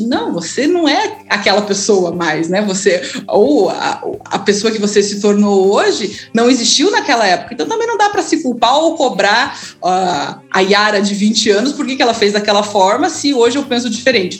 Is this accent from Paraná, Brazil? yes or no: yes; Curitiba, Paraná, Brazil; eu sou curitibana, é, nascida numa casa de muito amor